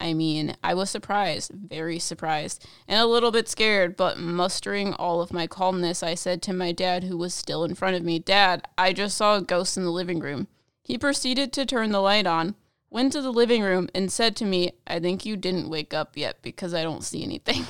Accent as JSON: {"language": "English", "country": "Italy", "said": "I'm from Italy."}